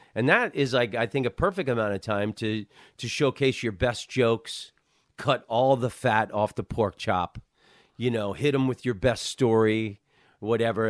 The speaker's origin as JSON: {"language": "English", "town": "Orlando", "region": "Florida", "country": "United States", "moved": "yes", "lives_now": "Los Angeles, United States", "said": "I'm from Orlando"}